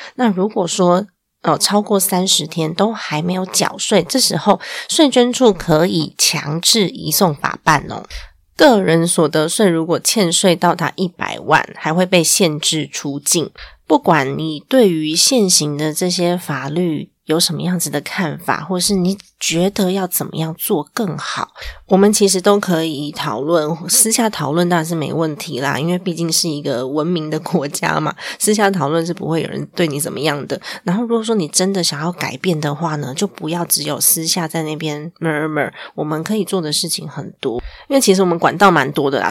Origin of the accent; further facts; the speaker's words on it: Taiwan; 我们身在这个国家，对于国家的认同感还是要有的